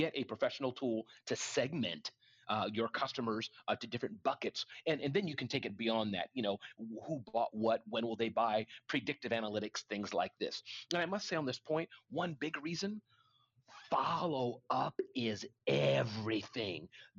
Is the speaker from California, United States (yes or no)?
no; New York City, New York, United States; I was raised in Brooklyn